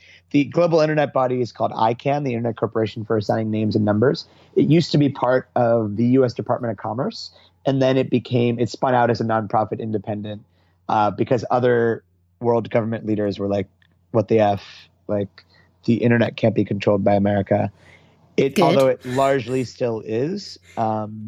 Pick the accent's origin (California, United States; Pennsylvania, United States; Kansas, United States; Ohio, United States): Pennsylvania, United States; Pittsburgh; I grew up in Pittsburgh, Pennsylvania.